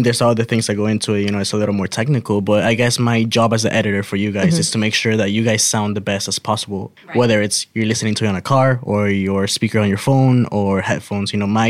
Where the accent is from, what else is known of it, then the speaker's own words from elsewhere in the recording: Caracas, Capital District, Venezuela; moved away as an adult; now in United States; I'm from Caracas, Venezuela.